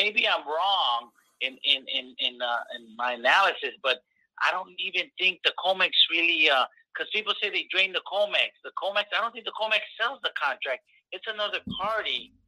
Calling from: Corpus Christi, Texas, United States; It's …, Corpus Christi.

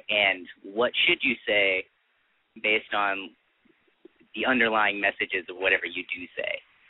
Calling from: Hollywood, California, United States; from Hollywood. Mid-20s.

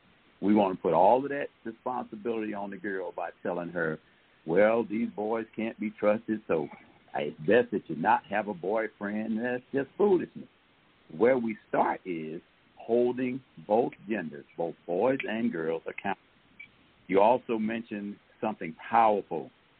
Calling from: Atlanta, Georgia, United States; I'm calling from

